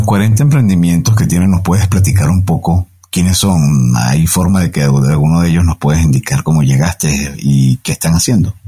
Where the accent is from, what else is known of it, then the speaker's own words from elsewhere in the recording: Venezuela; moved away as an adult; now in Mexico; Yo tengo casi 13 años en México, vengo de Venezuela